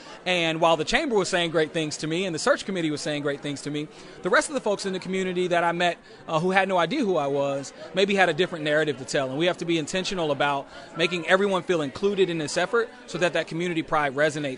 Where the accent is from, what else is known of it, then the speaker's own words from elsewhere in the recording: the Triangle region, North Carolina, United States; moved away as an adult; also born or lived in Los Angeles / Philadelphia area; now in Peoria, United States; I've lived other places, right? I'm from North Carolina. I lived in Los Angeles, lived in the Philadelphia area.